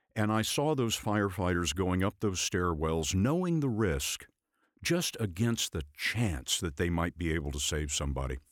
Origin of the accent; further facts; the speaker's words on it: Lubbock, Texas, United States; I was growing up in West Texas in, in a town called Lubbock